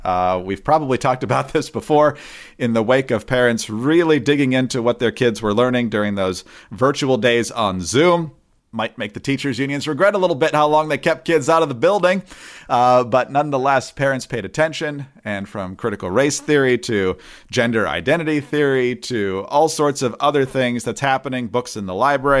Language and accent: English; Michigan, United States; my home state of Michigan